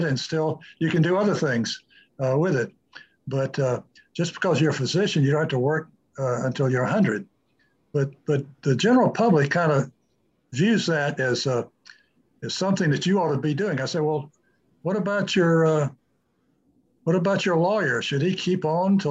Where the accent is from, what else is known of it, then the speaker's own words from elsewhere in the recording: United States; as American physicians